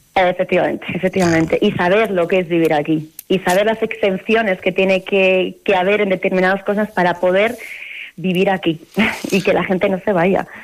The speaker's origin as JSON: {"language": "Spanish", "region": "Basque Country", "country": "Spain", "moved": "as an adult", "lives_now": "Montaña Palentina, Spain", "said": "yo procedo del País Vasco"}